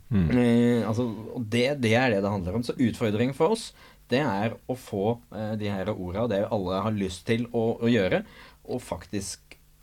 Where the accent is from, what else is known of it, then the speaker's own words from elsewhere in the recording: Nøtterøy, Vestfold, Norway; Jeg er oppvokst på Nøtterøy